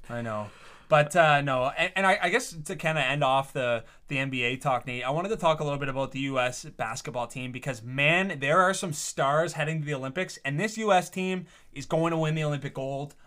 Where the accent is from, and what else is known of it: Canada